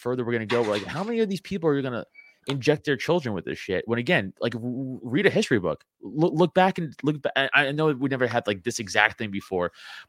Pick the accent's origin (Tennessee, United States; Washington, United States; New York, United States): New York, United States; New York City; I'm from Staten Island, New York